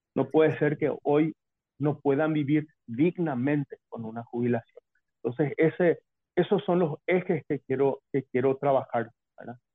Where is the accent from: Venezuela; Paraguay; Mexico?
Paraguay